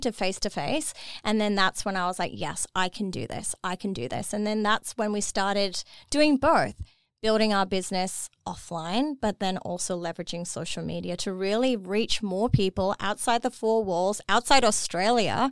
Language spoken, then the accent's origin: English; Dubai, United Arab Emirates; moved away as an adult; I was born and raised in Dubai